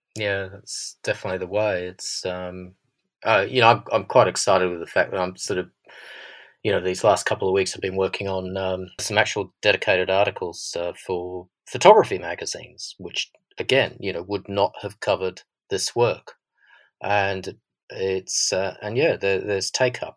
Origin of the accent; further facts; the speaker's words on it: Australia; accent: Australian; now in London, United Kingdom; my Australian accent